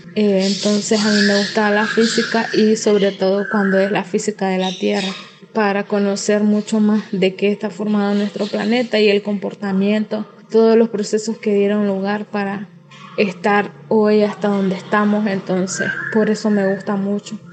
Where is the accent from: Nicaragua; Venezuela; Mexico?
Nicaragua; soy nicaragüense